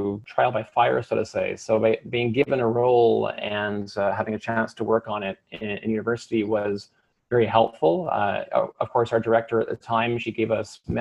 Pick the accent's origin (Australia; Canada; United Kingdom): Canada; Maple Ridge, British Columbia; moved away; I'm actually from Maple Ridge. So Maple Ridge is a community about roughly an hour, I guess, to the east of Vancouver. And predominantly it's a farming community, but it's one of, I guess, BC's fastest growing cities now. And it was a great place to grow up.